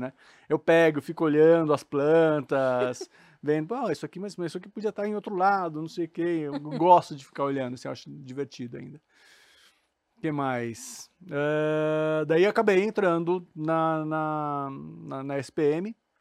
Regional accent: Suzano, São Paulo, Brazil; Sou paulista, mas não paulistano, sou de Suzano

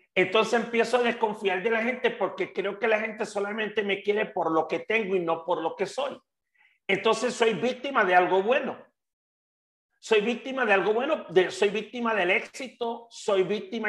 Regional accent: Puerto Rico; moved away as an adult; now in Mexico; Hasta que me fui de Puerto Rico, que me vine a vivir a México hace cerca de 10 años

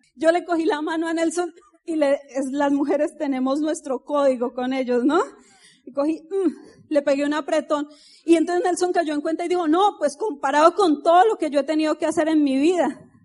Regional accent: Colombia; moved away; café, dicen ustedes, pero nosotros decimos tinto.

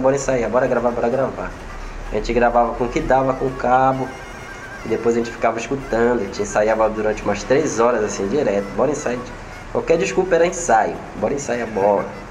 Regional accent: Belém, Pará, Brazil; Sou cria aqui do Espaço Cultural. Eu cresci aqui escutando carimbó

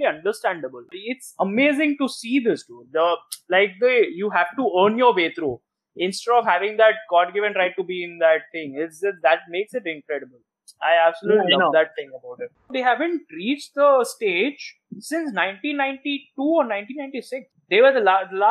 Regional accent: India; as an Indian, I started watching cricket first

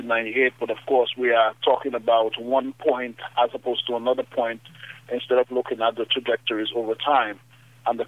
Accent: Trafalgar, Dominica; I'm from Trafalgar

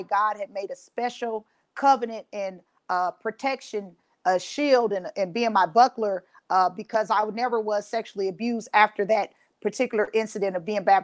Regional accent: Los Angeles, California, United States; now in Ohio, United States; I'm originally from Los Angeles, California, and I've relocated to Ohio.

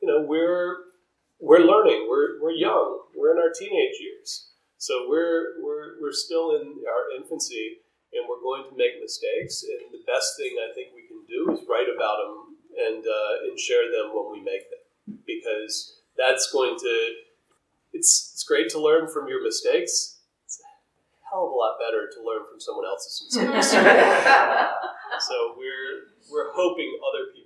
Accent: North Carolina, United States; BBYO, which I grew up with in North Carolina

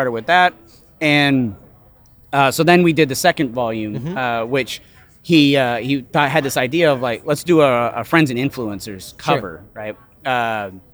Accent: Spokane, Washington, United States; I'm from Spokane, Washington

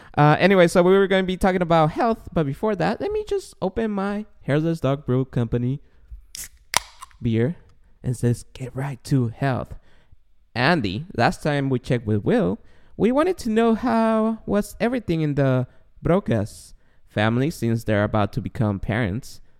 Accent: Guatemala; now in United States; I grew up in Guatemala

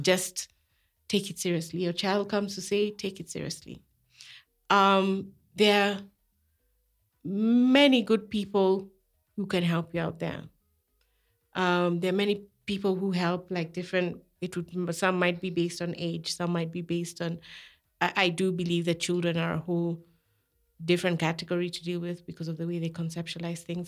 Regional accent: Kenya; I was raised in Kenya

